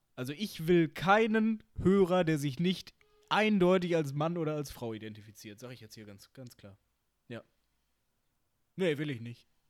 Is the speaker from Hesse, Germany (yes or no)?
no; Bochum, North Rhine-Westphalia, Germany; ich komme ja aus Bochum